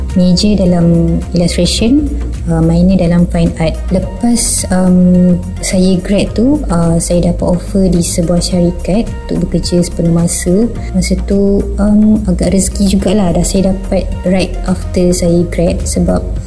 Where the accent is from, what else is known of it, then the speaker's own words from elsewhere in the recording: Batu Pahat, Johor, Malaysia; also born or lived in Kuala Lumpur / Perak / Shah Alam; saya berasal dari Batu Pahat, Johor.